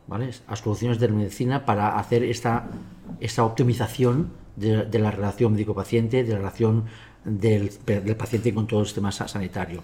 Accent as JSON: {"language": "Spanish", "town": "Barcelona", "region": "Catalonia", "country": "Spain", "tie": "born or raised there", "said": "yo vivo en la ciudad todavía, en mi barrio, Gracia. Así es. ¿eh? Que nació mi abuelo, mi padre, yo y mi hijo."}